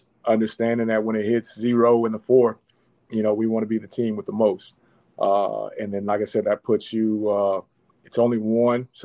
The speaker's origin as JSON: {"language": "English", "region": "Florida", "country": "United States", "said": "I'm from Florida"}